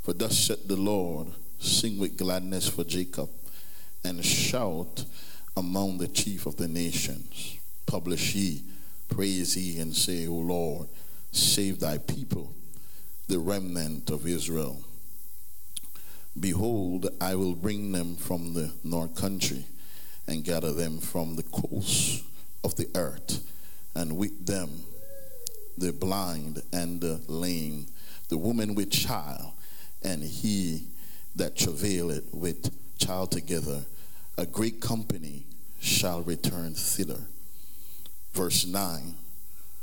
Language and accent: English; Jamaica; growing up in Jamaica